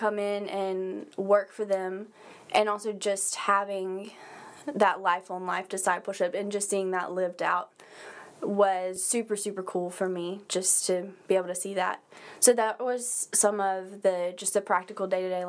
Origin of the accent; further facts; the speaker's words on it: Wiggins, Mississippi, United States; moved away as an adult; now in Hattiesburg, United States; I'm originally from Wiggins, Mississippi, and moved to Hattiesburg when I started school at William Carey